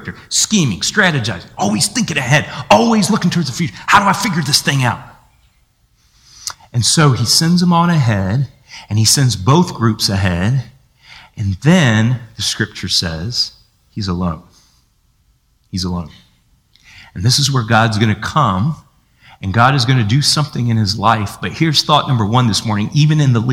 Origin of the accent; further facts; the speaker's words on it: United States; we're American